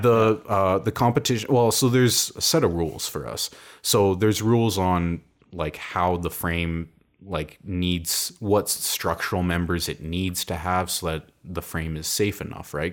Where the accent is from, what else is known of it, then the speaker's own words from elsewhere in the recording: Calgary, Alberta, Canada; it was called the Calgary Science School. I'm from Calgary.